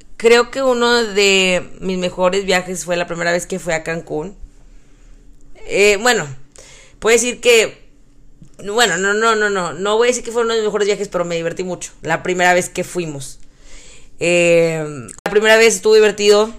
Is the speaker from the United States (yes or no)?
yes; Texas, United States; todo está más grande en Texas, que usamos sombreros